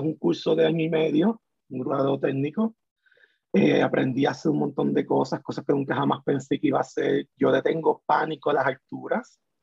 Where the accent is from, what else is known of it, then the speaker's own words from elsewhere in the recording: Puerto Rico; moved away as an adult; yo me fui de Puerto Rico